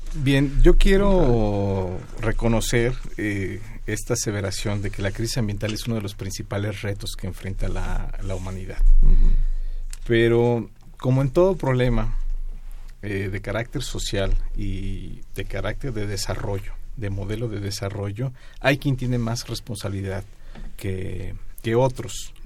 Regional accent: Mexico City, Mexico; Nuestra Ciudad de México

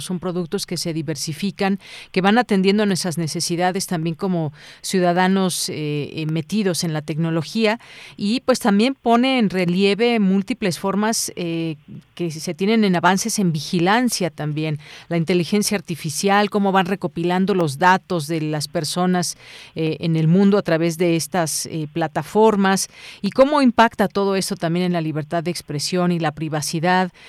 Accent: Mexico; como ciudadanos, como mexicanas y mexicanos

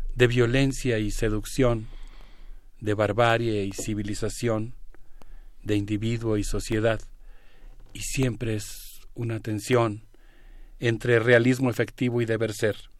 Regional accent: Mexico; como mexicano

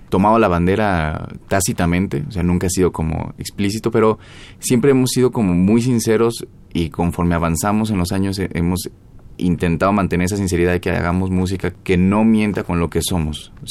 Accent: Mexico; Somos mexicanos y nos gustaría poder juntar, independientemente de sea música mexicana o no, como una nueva identidad también en la cuestión de nuestro sonido hacia una aportación al jazz.

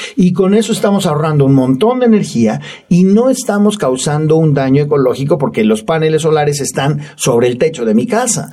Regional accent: Mexico; nosotros como ciudadanos mexicanos

